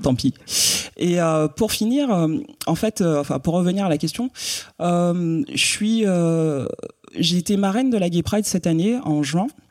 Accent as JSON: {"language": "French", "country": "Guadeloupe", "tie": "born or raised there", "also_born_or_lived": "Bordeaux", "moved": "as an adult", "said": "je viens de la Guadeloupe, donc euh, à l'époque où je vivais en Guadeloupe"}